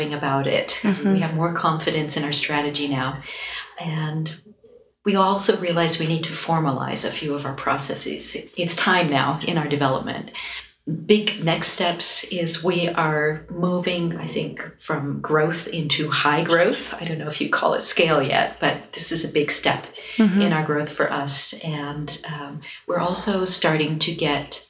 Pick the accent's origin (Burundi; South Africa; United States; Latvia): United States; East Coast; we're grandparents and we're from the East Coast and we are a husband and wife team